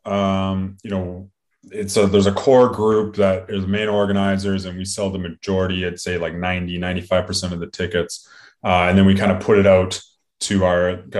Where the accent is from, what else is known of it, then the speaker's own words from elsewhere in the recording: Canada; we are Canadian first and foremost as well, and we're hockey fans